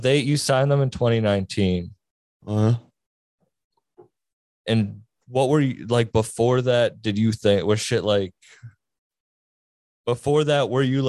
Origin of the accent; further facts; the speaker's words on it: Massachusetts, United States; I mean, I am from Mass.